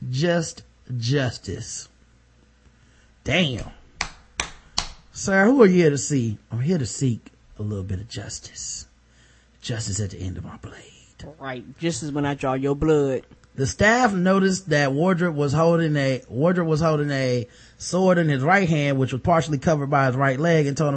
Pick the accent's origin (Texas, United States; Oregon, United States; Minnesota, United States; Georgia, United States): Texas, United States; Port Arthur; I'm from Port Arthur, Texas. I'm a woman.